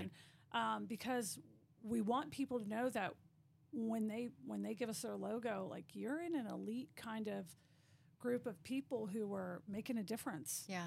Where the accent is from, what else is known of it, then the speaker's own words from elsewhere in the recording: Virginia, United States; moved away as an adult; now in Midland, Texas, United States; I'm from Virginia